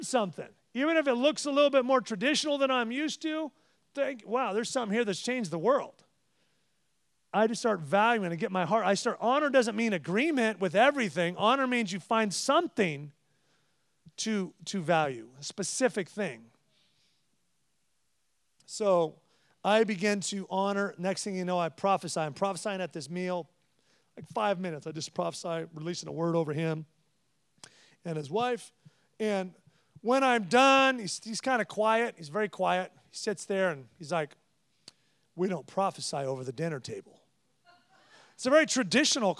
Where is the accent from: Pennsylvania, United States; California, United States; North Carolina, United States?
California, United States; I'm from California. We're casual and this